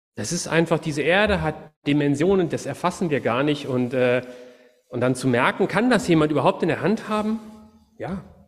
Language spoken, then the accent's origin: German; Cologne, North Rhine-Westphalia, Germany; moved away; also born or lived in Wuppertal; ich bin gebürtiger Kölner, ich komme aus einer Stadt, wo die Leute immer auf alles eine Antwort haben.